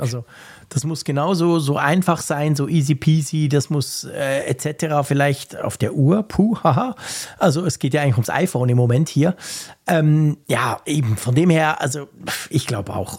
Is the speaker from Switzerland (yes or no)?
yes; Switzerland; bei uns in der Schweiz